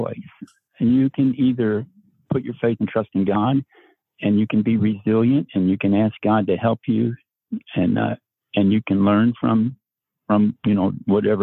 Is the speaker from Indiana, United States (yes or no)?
yes; New Albany, Indiana, United States; I grew up in First Baptist Church of New Albany, Indiana, and we went every Sunday